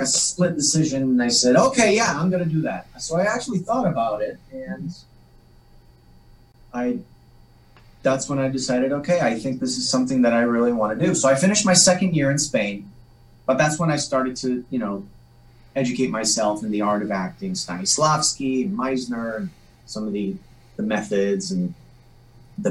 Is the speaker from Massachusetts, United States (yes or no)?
yes; Salem, Massachusetts, United States; first language Polish; English is a second language; I grew up actually in the North Shore, Salem, Massachusetts.